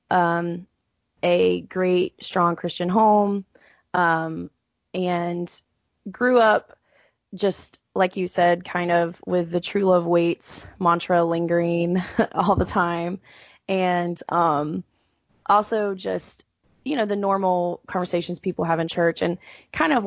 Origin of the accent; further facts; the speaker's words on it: Atlanta, Georgia, United States; moved away as an adult; now in Houston, United States; I live in Houston, Texas currently, but I'm actually from Atlanta